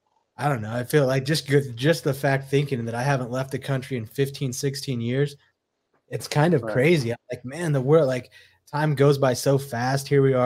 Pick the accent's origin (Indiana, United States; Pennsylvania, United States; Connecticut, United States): Indiana, United States; born there; also born or lived in Arizona / Phoenix; because I was born in Indiana, came back, went to Phoenix, you know, that was when we met, 98